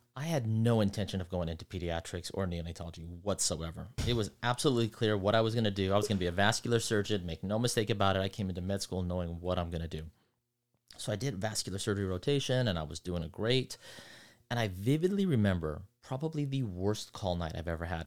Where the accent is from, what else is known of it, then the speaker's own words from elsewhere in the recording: Centerville, Utah, United States; moved away as an adult; also born or lived in East Coast / Los Angeles, California; I was in Centerville, Utah. Then went to college there